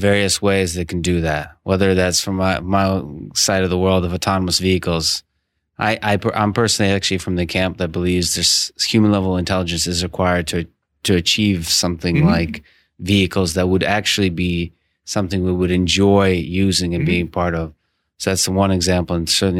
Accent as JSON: {"language": "English", "country": "Russia", "said": "I come from the Russia, from the Soviet Union"}